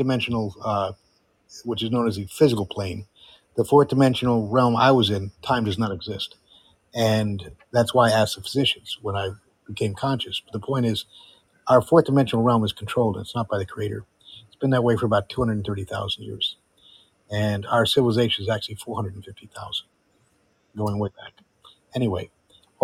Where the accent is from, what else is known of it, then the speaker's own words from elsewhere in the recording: Fairfield, Connecticut, United States; also born or lived in Amsterdam, Netherlands; now in Florida, United States; I grew up right next to it, 45 miles away. You know where Fairfield, Connecticut is? That was my home.